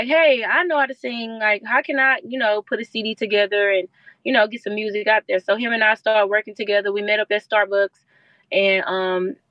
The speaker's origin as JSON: {"language": "English", "town": "Houston", "region": "Texas", "country": "United States", "said": "I'm from Houston"}